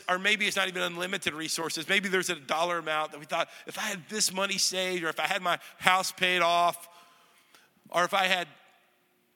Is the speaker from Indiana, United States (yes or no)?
no; North Texas, United States; moved away as an adult; now in Middle Tennessee, United States; I'm from North Texas, ranch land.